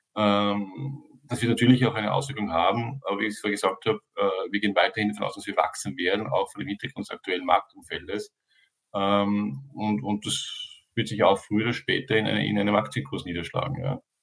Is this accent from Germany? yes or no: no; Austria; ich bin Österreicher